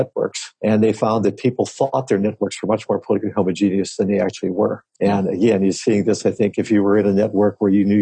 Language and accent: English; Latrobe, Pennsylvania, United States; moved away; I come from Western Pennsylvania, a town called Latrobe, Arnie Palmer's town, about 30 or 40 miles east of Pittsburgh.